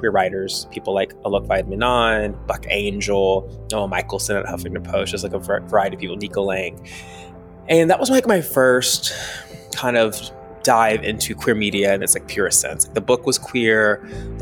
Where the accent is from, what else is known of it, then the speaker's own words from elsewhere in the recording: Tennessee, United States; I'm from Tennessee. I'm from outside of Nashville. I grew up near the Tennessee-Kentucky border